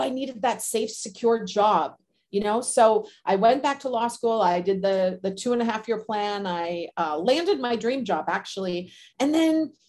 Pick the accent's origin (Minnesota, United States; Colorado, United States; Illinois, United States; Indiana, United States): Minnesota, United States; moved away as an adult; also born or lived in Southern California; I am from Minnesota originally, cold weather climate